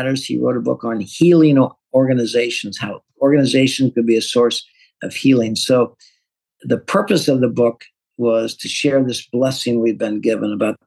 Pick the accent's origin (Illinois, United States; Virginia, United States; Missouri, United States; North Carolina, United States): Missouri, United States; St. Louis; I'm an accountant from North St. Louis, running a manufacturing